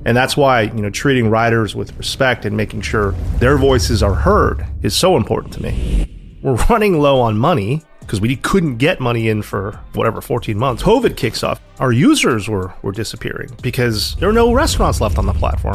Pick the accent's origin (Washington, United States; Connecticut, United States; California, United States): Connecticut, United States; New Haven; moved away as an adult; also born or lived in Chicago / New York; now in London, United Kingdom; I grew up in New Haven